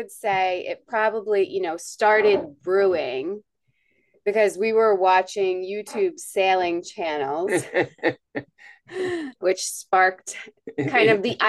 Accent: Rhode Island, United States; moved away as an adult; also born or lived in Florida; I am from Rhode Island. So I was born in and grew up in Rhode Island.

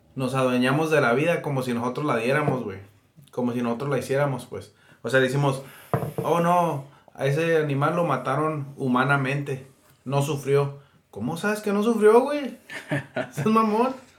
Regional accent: Yuma, Arizona, United States; nunca salí de Yuma

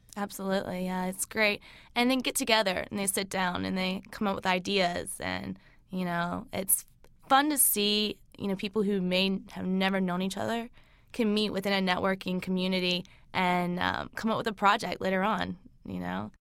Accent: Lancaster, South Carolina, United States; now in Charlotte, United States; I grew up in Lancaster

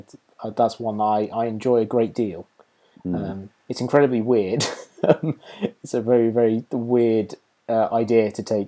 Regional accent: Market Bosworth, East Midlands, United Kingdom; moved away; I marched through my hometown of Market Bosworth and past two of the pubs that I lived in when I lived there.

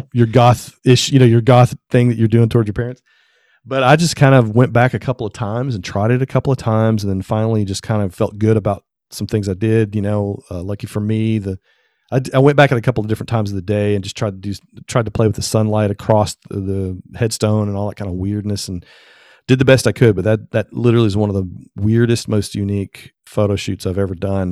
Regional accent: Tennessee, United States; I'm from Tennessee

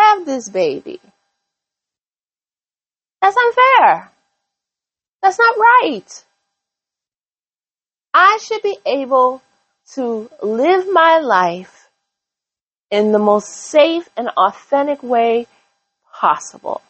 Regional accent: United States; as an American

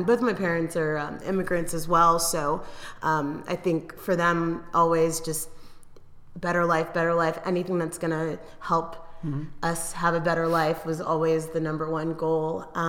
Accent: Eugene, Oregon, United States; So I moved around a lot as a kid. I consider Eugene, Oregon my hometown, but I moved across the country 3 times in my life

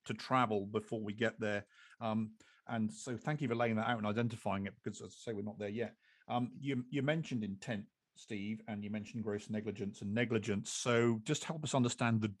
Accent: England, United Kingdom; I'm English

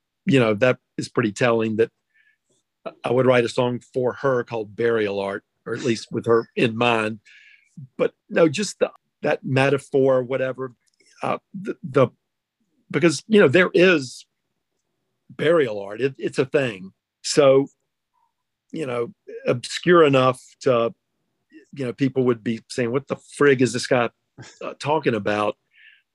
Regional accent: Georgia, United States; also born or lived in North Carolina / Macon, Georgia; I was born in Georgia, moved to North Carolina for a while, and when I moved back to Georgia with my family

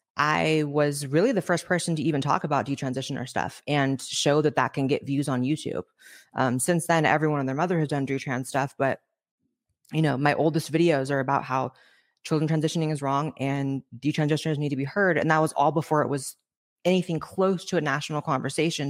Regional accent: Northern California, United States; moved away as an adult; also born or lived in Los Angeles, United States; now in Austin, United States; I grew up in Northern California

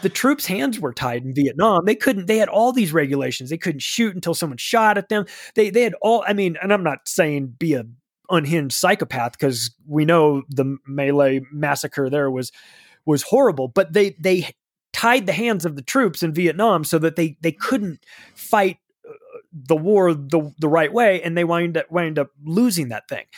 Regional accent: California, United States; moved away; I don't live in California anymore, but I've lived there for thirty-five years, so I can speak as a Californian then.

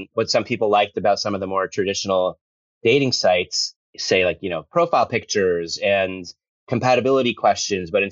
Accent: Fort Lee, New Jersey, United States; moved away as an adult; also born or lived in Los Angeles / New York City; I grew up in Fort Lee, New Jersey

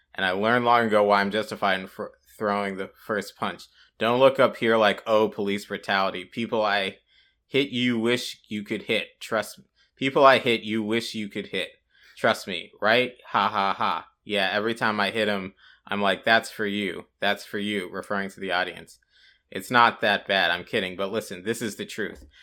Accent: Columbus, Ohio, United States; my hometown, Columbus, Ohio

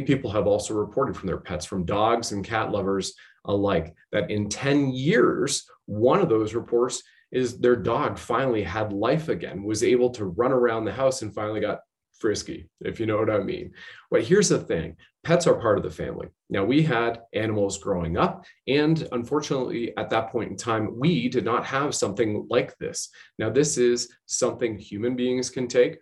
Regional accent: Canada; also born or lived in Ontario

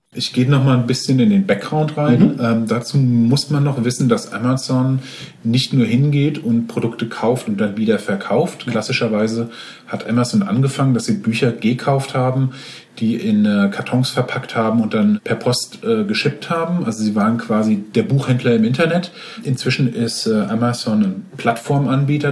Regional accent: Frankfurt, Hesse, Germany; Ich stamme aus Frankfurt

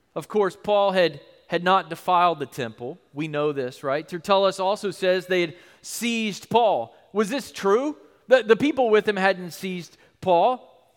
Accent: United States; being a Christian in our country

